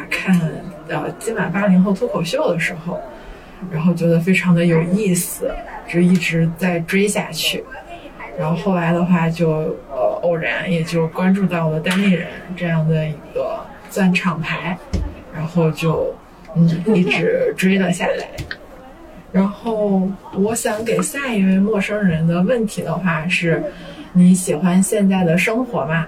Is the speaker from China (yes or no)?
yes; Northeast China, China; 因为我是一个东北人，所以的话就从小就比较喜欢看小品呀